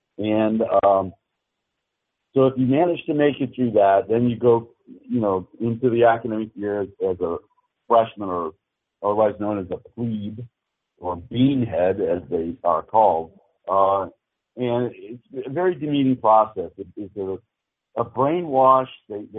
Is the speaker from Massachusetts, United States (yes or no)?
yes; Massachusetts, United States; I grew up in Western Massachusetts, right outside of Springfield.